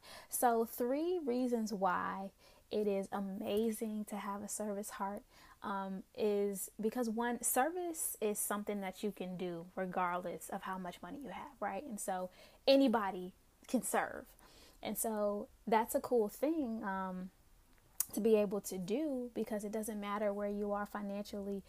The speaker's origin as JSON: {"language": "English", "town": "Newport News", "region": "Virginia", "country": "United States", "also_born_or_lived": "Pittsburgh", "said": "I am originally from the East End community of Newport News. Love the Hampton Roads area"}